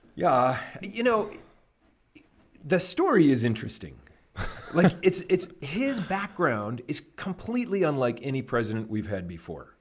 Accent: Canada; moved away as an adult; now in United States; I grew up in Canada and lived there till I was twenty-six

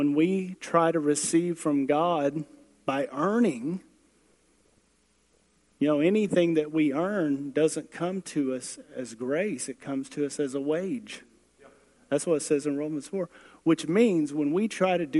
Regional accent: United States; I'm a hick from Manford

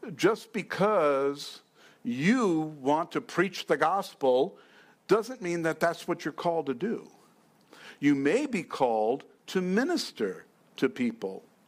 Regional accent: New York, United States; now in Fountain Hills, United States; I'm from New York

